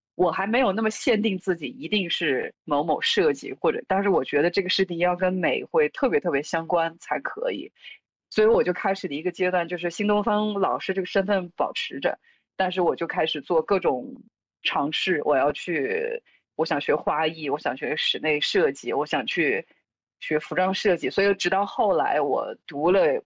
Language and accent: Chinese; Urumqi, Xinjiang, China; moved away; 所以小的时候在新疆长大